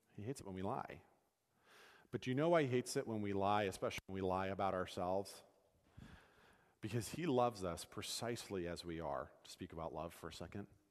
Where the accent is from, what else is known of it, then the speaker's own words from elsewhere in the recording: United States; as Americans